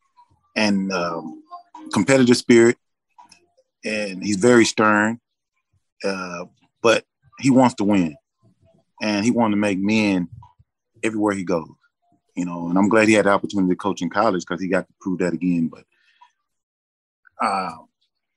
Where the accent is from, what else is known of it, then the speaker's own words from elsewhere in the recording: Texas, United States; also born or lived in Chicago; my home state